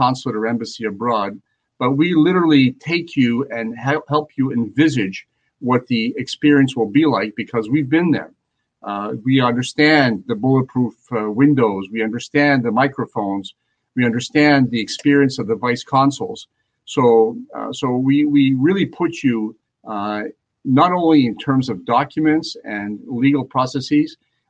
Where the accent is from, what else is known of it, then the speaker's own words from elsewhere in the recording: Montreal, Quebec, Canada; now in United States; I grew up in Montreal, Canada, and of course, I speak three languages.